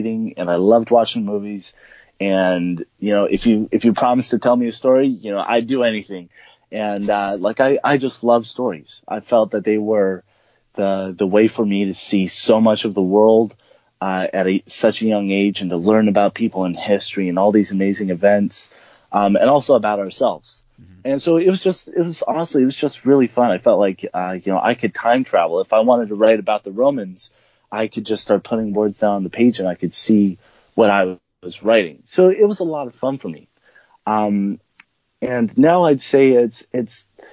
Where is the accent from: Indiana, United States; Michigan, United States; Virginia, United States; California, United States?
California, United States; also born or lived in South America; I'm an author who was born and raised in California. I grew up a little bit in South America with me and my family